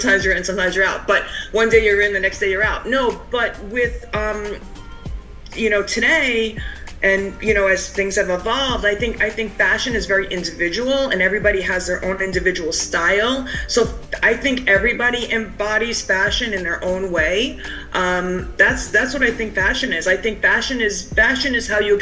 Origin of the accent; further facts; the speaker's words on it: Cedarhurst, New York, United States; I grew up in a suburb outside of New York, about 35 minutes away in the Five Towns area, and my town was called Cedarhurst